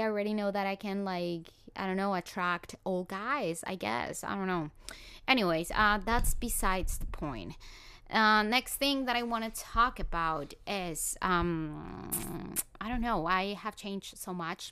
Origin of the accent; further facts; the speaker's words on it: Colombia; moved away; I'm from Colombia.